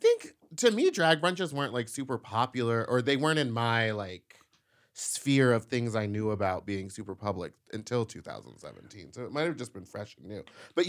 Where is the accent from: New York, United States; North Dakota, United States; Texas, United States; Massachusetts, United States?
Texas, United States; Houston; I'm from Houston, and my family's all from Baton Rouge, Louisiana.